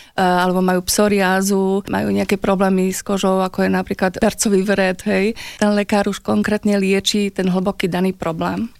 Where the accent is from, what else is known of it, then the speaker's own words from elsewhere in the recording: Slovakia; ja ako Slovenka, žijúca v tomto pásme